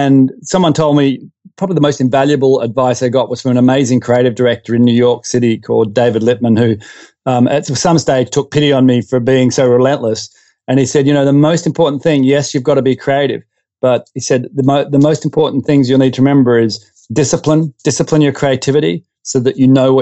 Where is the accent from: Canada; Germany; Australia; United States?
Australia; Perth, Western Australia; also born or lived in Derby, Western Australia; I grew up in Western Australia in Perth, and in a suburb called Wilson.